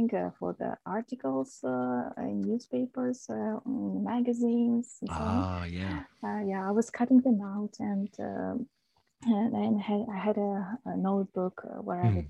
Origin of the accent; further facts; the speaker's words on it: Riga, Latvia; now in Yokohama, Japan; I'm originally from Latvia, from Riga, and from Purciems district